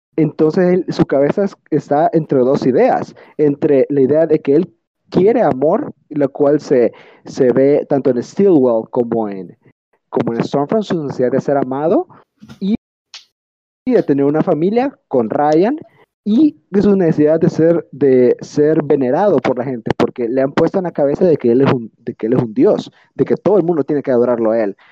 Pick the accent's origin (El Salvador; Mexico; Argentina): El Salvador; en El Salvador, en mi país